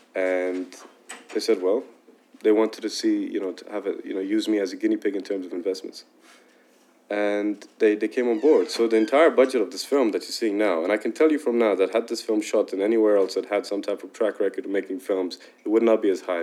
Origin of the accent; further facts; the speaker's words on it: Dubai, United Arab Emirates; I was raised in Dubai